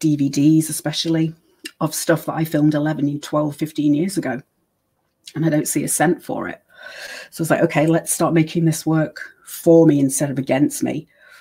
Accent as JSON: {"language": "English", "country": "United States", "tie": "born there", "accent": "British", "said": "I was born in America, so I had my social security and birth certificate, and I also have the British accent."}